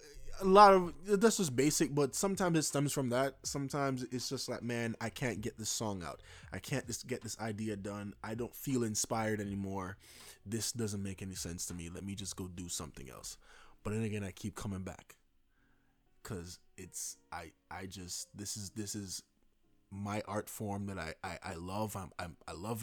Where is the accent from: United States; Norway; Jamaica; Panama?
Jamaica; I'm Jamaican